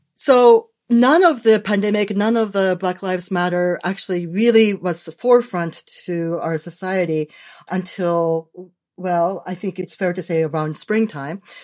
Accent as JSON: {"language": "English", "country": "Japan", "tie": "born or raised there", "moved": "yes", "said": "I was born in Japan"}